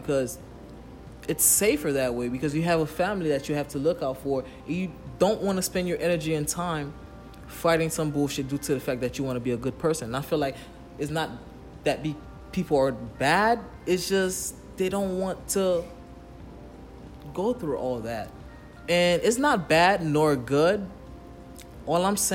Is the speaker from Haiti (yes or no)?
yes; Haiti; I'm from Haiti